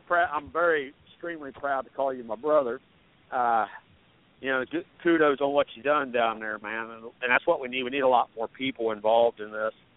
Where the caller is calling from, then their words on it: Iowa, United States; I'm calling from Iowa